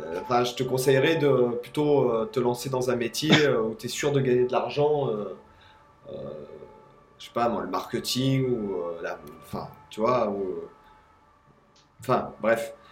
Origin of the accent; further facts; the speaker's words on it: France; now in Spain; en tant que Français, j'ai le droit de rentrer dans mon pays d'origine